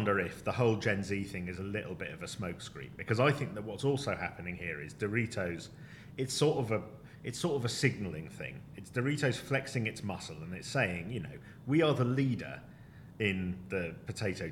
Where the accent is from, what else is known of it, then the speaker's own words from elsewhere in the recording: United Kingdom; we are two Brits of a certain age